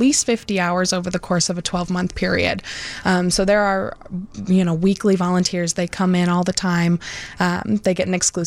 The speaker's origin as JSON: {"language": "English", "area": "Lake County", "region": "Illinois", "country": "United States", "also_born_or_lived": "Iowa City, Iowa", "said": "I'm from Lake County originally, which is where we're located"}